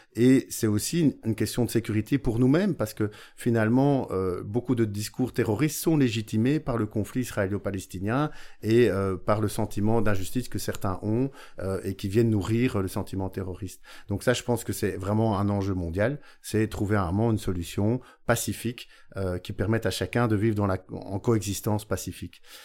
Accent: Beauvechain, Wallonia, Belgium; chez nous à Beauvechain

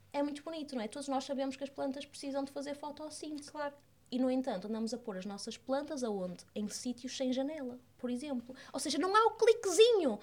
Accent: Porto, Norte, Portugal; also born or lived in Fundão; now in Lisbon, Portugal; eu sou do Porto, uma menina de, de cidade

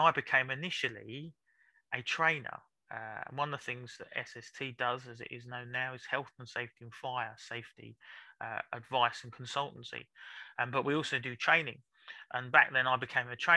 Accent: London, United Kingdom; I was born in South London in King's College Hospital

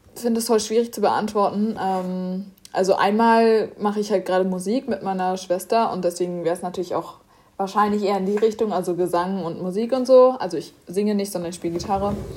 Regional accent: Germany; wir kommen ja aus Deutschland

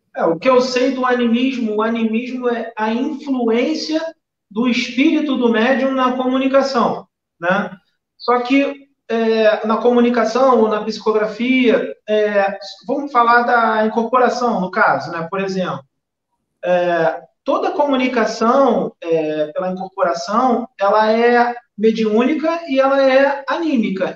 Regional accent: Rio de Janeiro, Brazil; accent: carioca; eu sou carioca

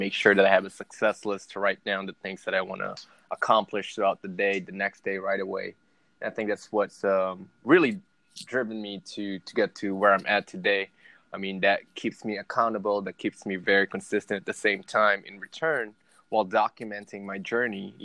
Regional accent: Caloocan, Metro Manila, Philippines; moved away; I was born and raised in the Philippines in Manila, Caloocan City

